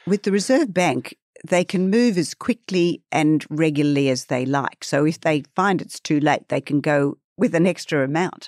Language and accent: English; Sydney, New South Wales, Australia; I grew up on the north shore of Sydney